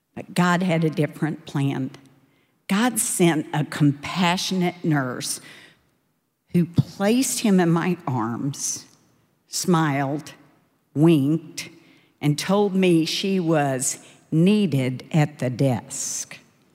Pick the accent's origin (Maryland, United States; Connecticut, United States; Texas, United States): Texas, United States; Dallas; I grew up in Dallas in a really wonderful but imperfect family.